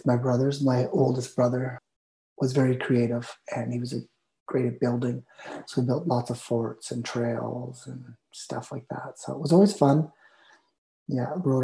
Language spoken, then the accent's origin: English; Armstrong, British Columbia, Canada; also born or lived in Vancouver; I was born in Vancouver, and when I was 2 years old, we moved to Armstrong, which is about 500 miles north of Vancouver